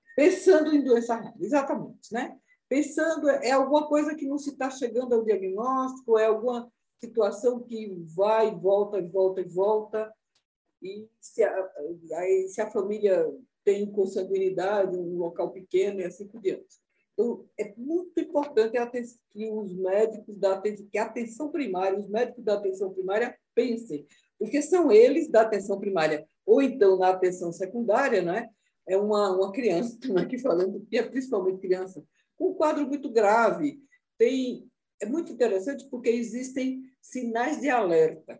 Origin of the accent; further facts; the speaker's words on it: Recife, Pernambuco, Brazil; Recife, de onde eu nasci